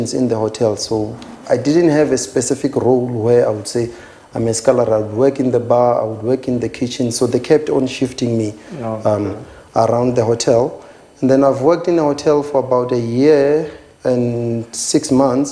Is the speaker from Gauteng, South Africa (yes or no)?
no; Kakango, near Thohoyandou, Limpopo, South Africa; moved away as an adult; now in Johannesburg, South Africa; I was born and bred in Kakango. It's a small village which is 25 kilometers away from Toyando.